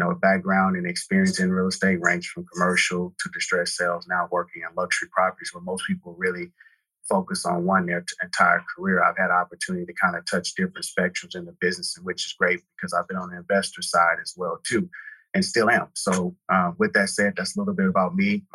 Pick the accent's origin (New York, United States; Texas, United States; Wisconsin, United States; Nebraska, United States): Texas, United States; Houston; also born or lived in Katy, Texas; I grew up in Texas, in Houston. That's where I was born and raised